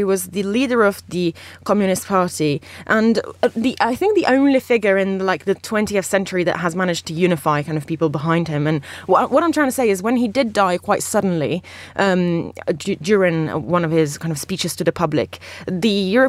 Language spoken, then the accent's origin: English; Italy; I'm not Australian, and I am indeed Italian.